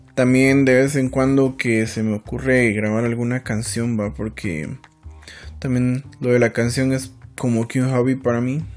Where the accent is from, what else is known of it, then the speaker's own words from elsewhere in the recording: San Felipe de Jesús, Sacatepéquez, Guatemala; nací en el Hospital Nacional de, del Hermano Pedro, en San Felipe de Jesús.